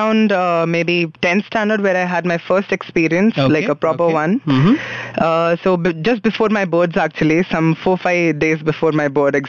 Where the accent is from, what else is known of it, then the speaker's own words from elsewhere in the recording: Nagpur, Maharashtra, India; moved away; I grew up in Nagpur.